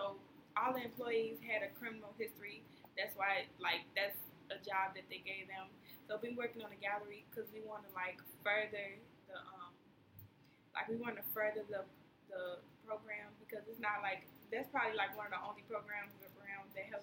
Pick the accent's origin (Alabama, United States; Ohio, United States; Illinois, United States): Illinois, United States; Chicago; I'm from Austin